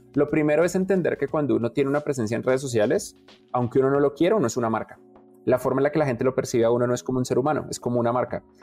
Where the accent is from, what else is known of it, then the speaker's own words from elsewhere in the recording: Colombia; ambos somos colombianos